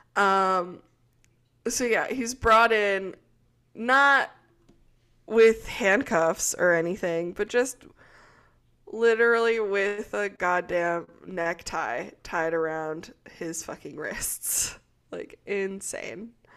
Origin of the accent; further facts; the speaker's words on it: Minnesota, United States; having grown up in Minnesota